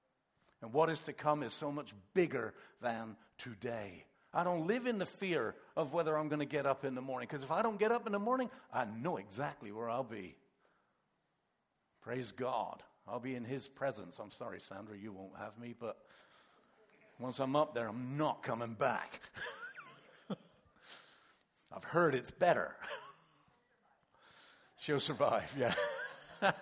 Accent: England, United Kingdom; moved away; also born or lived in Canada; when we grew up in England, we weren't Christians

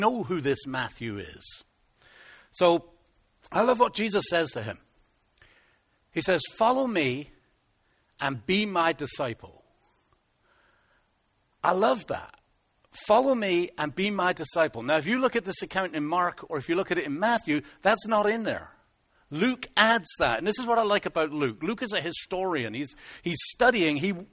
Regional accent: Plymouth, South West England, United Kingdom; moved away; I come from Plymouth

